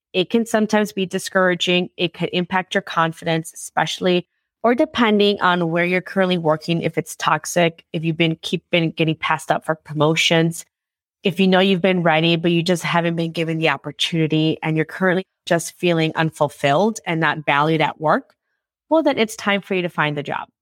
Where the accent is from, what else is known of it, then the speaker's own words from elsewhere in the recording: Chicago, Illinois, United States; I'm from Chicago.